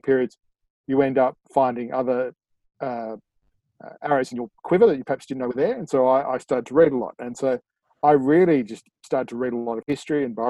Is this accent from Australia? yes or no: yes; Sydney, New South Wales, Australia; So I'm from Sydney